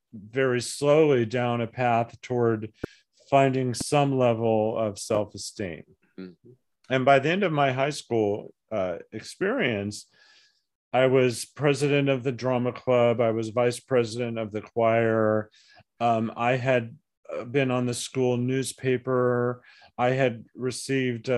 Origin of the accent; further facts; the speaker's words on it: Flagstaff, Arizona, United States; also born or lived in Tucson, Arizona / Portsmouth, New Hampshire / Little Rock, Arkansas / Yuma, Arizona; I ended up growing up in Flagstaff